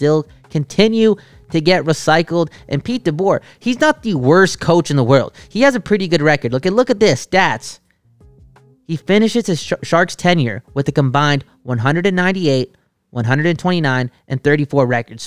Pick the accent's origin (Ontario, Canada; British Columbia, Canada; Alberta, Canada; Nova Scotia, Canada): British Columbia, Canada; Surrey; I did some growing up in Newton.